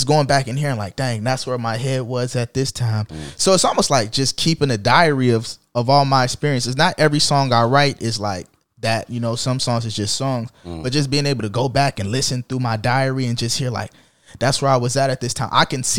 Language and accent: English; Jacksonville, Florida, United States; I don't think I tattooed neither of them, but I'm from Jacksonville, though.